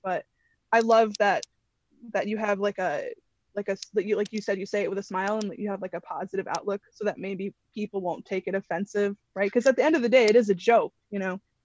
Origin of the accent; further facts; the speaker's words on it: Connecticut, United States; I'm from Connecticut.